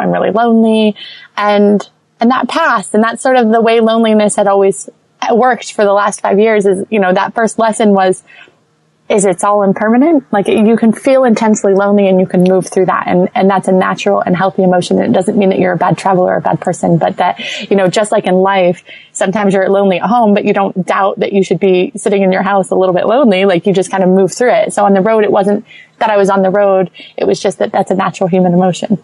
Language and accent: English; St. Petersburg, Florida, United States; moved away as an adult; also born or lived in Los Angeles; I'm from St. Petersburg, which is, you know, a beach. We're most known for our beaches in Florida